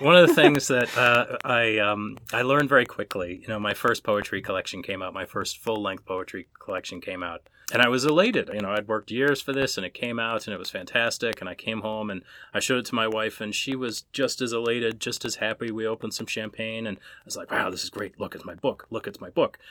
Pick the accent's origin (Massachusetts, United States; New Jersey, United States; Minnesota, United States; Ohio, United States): Minnesota, United States; I'm an Irish Catholic kid from Minnesota